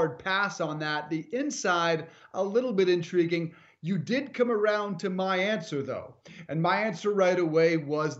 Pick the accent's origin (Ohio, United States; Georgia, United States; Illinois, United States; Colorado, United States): Colorado, United States; moved away; on the road today in Colorado, in my home state